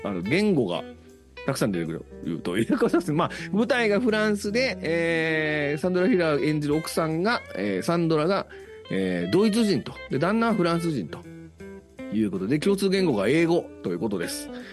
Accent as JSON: {"language": "Japanese", "region": "Osaka", "country": "Japan", "accent": "Osaka dialect", "said": "僕は大阪弁を喋ってるんですけど"}